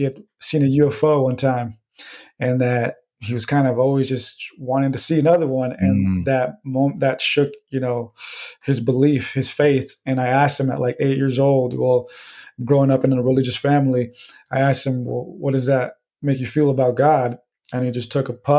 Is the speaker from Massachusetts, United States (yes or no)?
no; San Diego, California, United States; I'm from San Diego.